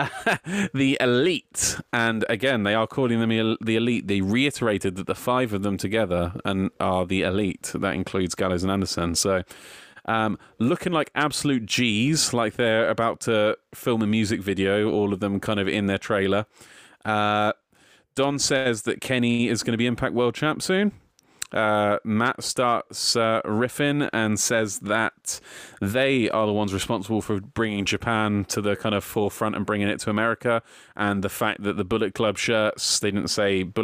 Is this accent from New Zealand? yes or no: no; United Kingdom; despite being a Brit